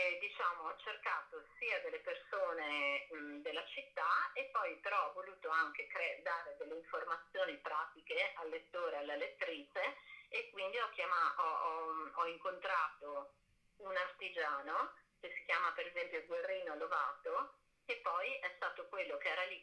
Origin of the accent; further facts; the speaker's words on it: Treviso, Veneto, Italy; now in Venice, Italy; io sono nata a Treviso, abito a Venezia dal 2000, avevo 20 anni